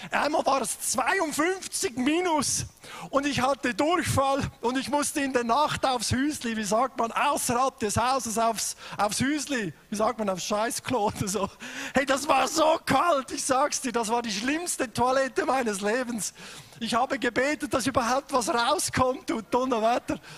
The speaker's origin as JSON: {"language": "German", "country": "Switzerland", "said": "ich komme aus der Schweiz, bin verheiratet mit der besten Frau auf dem Planet seit 27 Jahren."}